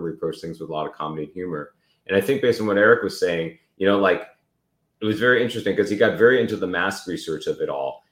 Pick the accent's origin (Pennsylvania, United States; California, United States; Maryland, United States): California, United States; Davis; I grew up in Northern California in a small university town called Davis.